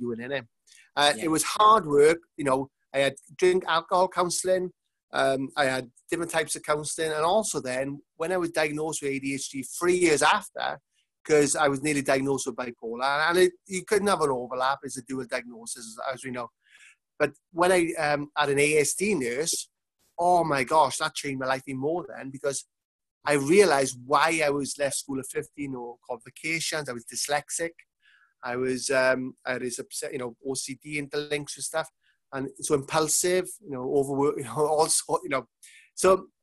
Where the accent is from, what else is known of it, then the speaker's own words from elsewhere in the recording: Manchester, North West England, United Kingdom; I'm coming from Manchester